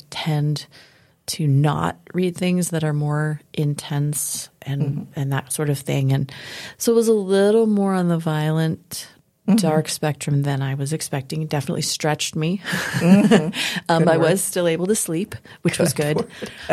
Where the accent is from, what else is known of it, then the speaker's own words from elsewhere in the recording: Denver, Colorado, United States; I grew up in Denver. So I was born and raised in Denver